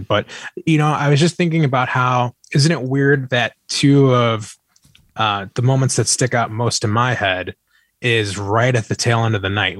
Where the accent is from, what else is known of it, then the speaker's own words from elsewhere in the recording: Chicago, Illinois, United States; I'm from Chicago